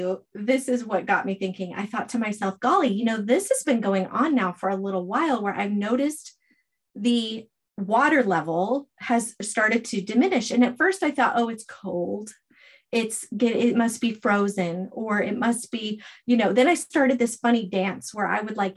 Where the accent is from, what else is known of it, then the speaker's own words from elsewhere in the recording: Arizona, United States; also born or lived in North Idaho; now in Idaho, United States; I'm from Arizona.